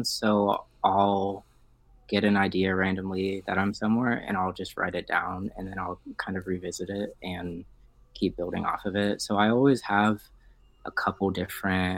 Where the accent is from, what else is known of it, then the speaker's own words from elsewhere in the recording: Cincinnati, Ohio, United States; also born or lived in Toledo, Ohio; I was raised in Cincinnati